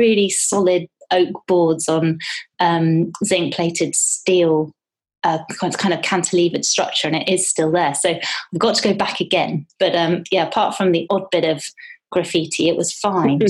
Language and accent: English; Teddington, London, United Kingdom; I grew up in Teddington and I spent a lot of time in the parks